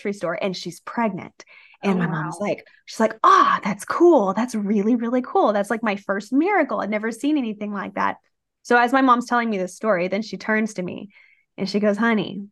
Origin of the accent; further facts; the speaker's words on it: Rio Grande Valley, deep South Texas, United States; We grew up down in the Rio Grande Valley, which is like deep South Texas by South Padre Island.